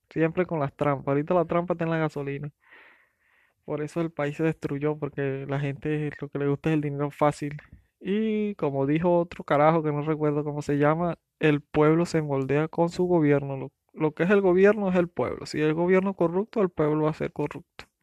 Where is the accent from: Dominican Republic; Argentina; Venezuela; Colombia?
Venezuela; pero es que estoy hablando de inmigración y soy venezolano, siempre me voy a Venezuela, a Venezuela